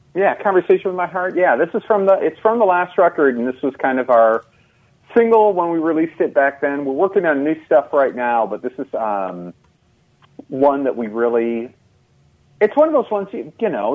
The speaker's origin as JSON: {"language": "English", "town": "Eldridge", "region": "Iowa", "country": "United States", "moved": "yes", "lives_now": "Twin Cities, United States", "said": "I'm from outside of Davenport, Iowa, little town called Eldridge, which is about 10 miles north of Davenport"}